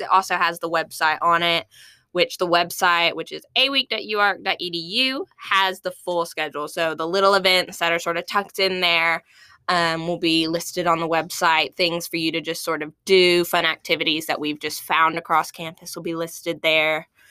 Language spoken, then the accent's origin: English; Mayflower, Arkansas, United States; moved away as an adult; now in Fayetteville, United States; I am from Mayflower, Arkansas originally, but I've lived here in Fayetteville for the last five years